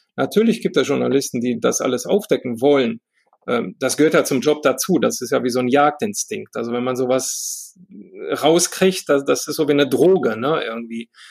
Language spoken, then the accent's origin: German; Romania; now in Germany; ich komme ja selber aus dem Osten, ja, ich bin mit Ceausescu groß geworden